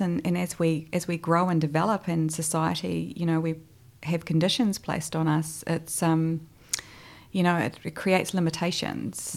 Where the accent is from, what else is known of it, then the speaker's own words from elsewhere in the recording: Hamilton, Waikato, New Zealand; moved away as an adult; now in Christchurch, New Zealand; originally I'm from the North Island actually. So, I'm from Hamilton, although I like to call myself a bit of a Cantabrian nowadays because I've been here for almost 12 years